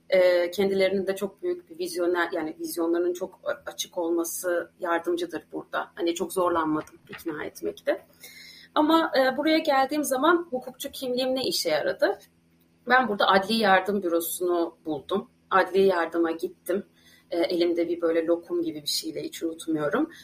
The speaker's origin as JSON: {"language": "Turkish", "region": "Ankara", "country": "Turkey", "tie": "born or raised there", "also_born_or_lived": "Istanbul", "moved": "as an adult", "lives_now": "Ireland", "said": "Ankaralıyım. Yani, e, yirmi yaşıma kadar Ankara'da yaşadım."}